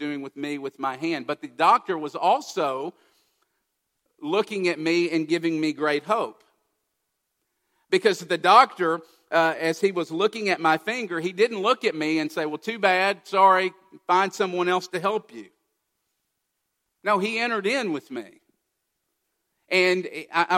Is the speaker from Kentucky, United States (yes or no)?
yes; Kentucky, United States; I grew up in Kentucky.